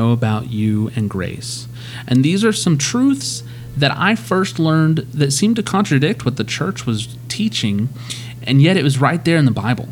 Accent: Amarillo, Texas, United States; I'm from Amarillo

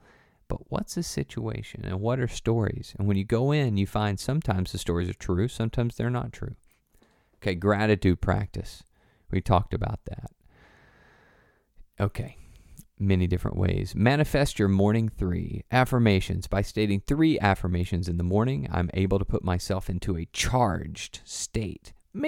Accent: Tennessee, United States; For me, I grew up in the South, good old Tennessee, and there are, you know, we got bad words.

